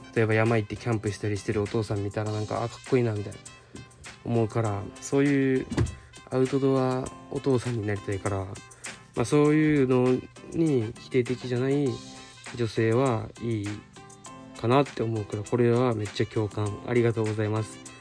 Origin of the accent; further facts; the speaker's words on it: an outlying island of Okinawa, Japan; moved away; 地元は家島っていう沖縄の離島